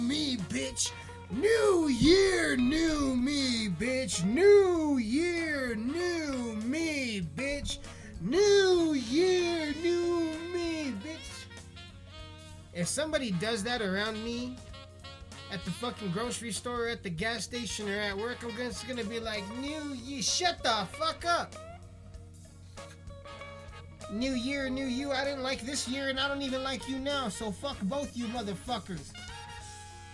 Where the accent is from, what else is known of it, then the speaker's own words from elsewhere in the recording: Colorado, United States; I am from Colorado